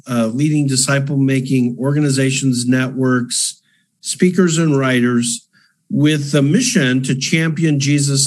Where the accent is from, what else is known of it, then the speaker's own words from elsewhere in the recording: Canada; moved away as an adult; also born or lived in Calgary, Canada; now in Nashville, United States; I'm a Canadian